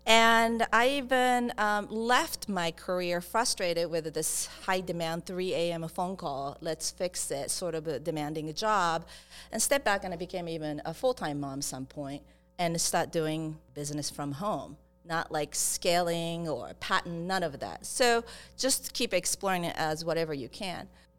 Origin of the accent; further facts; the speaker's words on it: Japan; English is a second language; moved away; I'm originally from Japan. And I grew up in different countries, so I came here hustling to just didn't speak English first, so it's been a long way.